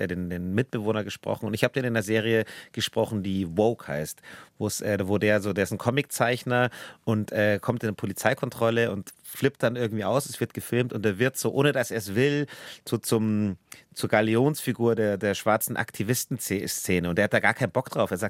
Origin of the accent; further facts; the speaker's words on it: Bavaria, Germany; E und wir Bayern machen das EA. Wir sagen Schwert.